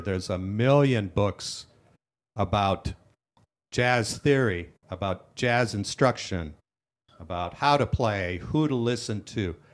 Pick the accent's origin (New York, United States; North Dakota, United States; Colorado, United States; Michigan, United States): North Dakota, United States; Dickinson; I grew up in Dickinson, North Dakota, a very small rural